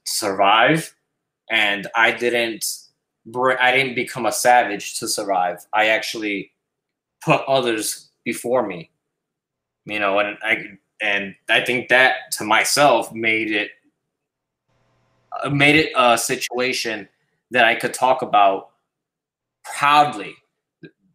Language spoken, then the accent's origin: English; New York City, New York, United States; moved away; also born or lived in Puerto Rico; I was raised in the South Bronx